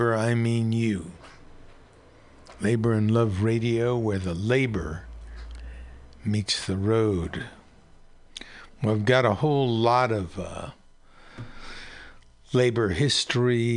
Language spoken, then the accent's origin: English; Pacifica, California, United States; my hometown newspaper in Pacifica